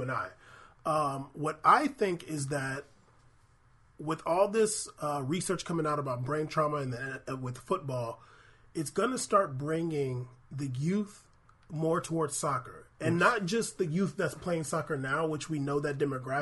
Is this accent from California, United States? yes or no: yes; San Diego, California, United States; growing up in San Diego, going to Seau's restaurant for forever